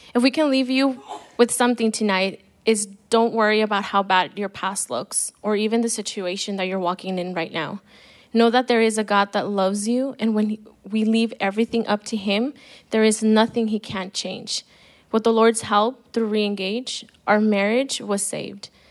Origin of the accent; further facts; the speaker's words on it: El Paso, Texas, United States; I was born in El Paso, and I'm old, I'm the oldest of three girls